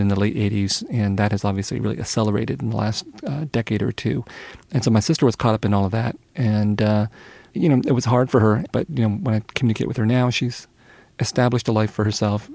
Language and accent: English; San Jose, California, United States; English is a second language; also born or lived in Vietnam; I was growing up in San Jose, in a Vietnamese family, Vietnamese household, where Vietnamese was always spoken